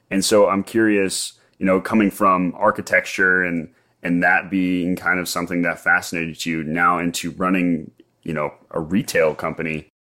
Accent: Portland, Oregon, United States; Well, I'm from Portland, so.

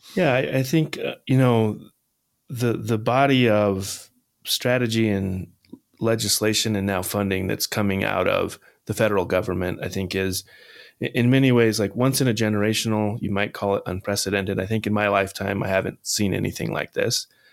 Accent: Holcomb, Kansas, United States; now in Massachusetts, United States; Holcomb, Kansas, the town I grew up

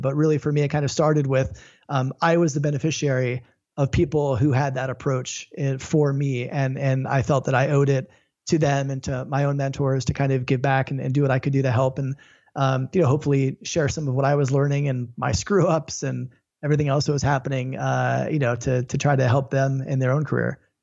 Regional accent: Florida, United States; moved away; also born or lived in Los Angeles; I grew up in Florida watching all the shuttles take off

